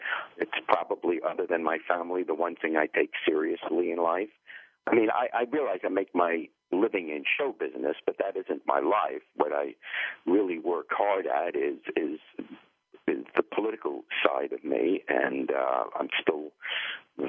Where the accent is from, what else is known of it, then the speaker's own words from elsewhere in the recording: New York, United States; accent: thick New York or Eastern accent; moved away as an adult; also born or lived in England / Cincinnati, Ohio; I grew up in New York